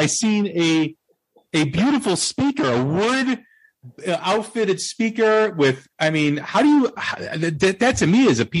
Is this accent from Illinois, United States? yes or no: yes; Des Plaines, Illinois, United States; my hometown, Des Plaines.